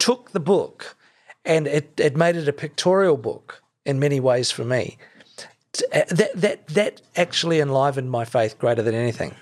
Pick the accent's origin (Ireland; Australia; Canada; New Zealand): New Zealand; Christchurch, Canterbury; growing up in Christchurch in exclusive brethren